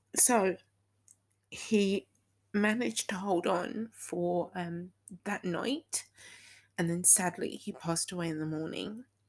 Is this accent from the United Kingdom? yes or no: yes; United Kingdom; also born or lived in Texas; I used to live in Texas, so even though I am fully British, I have a bit of Texan in me